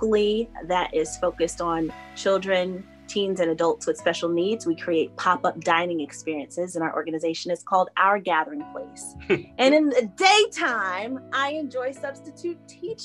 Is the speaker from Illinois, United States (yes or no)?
no; La Vista, Nebraska, United States; also born or lived in Minot, North Dakota / Tulsa, Oklahoma; I'm from Nebraska, born in Minot, been in Nebraska since I was one